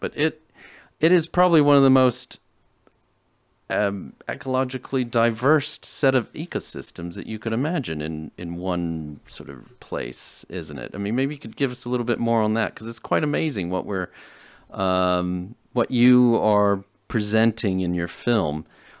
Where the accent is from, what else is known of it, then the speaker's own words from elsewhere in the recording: San Antonio, Texas, United States; moved away; I'm from San Antonio.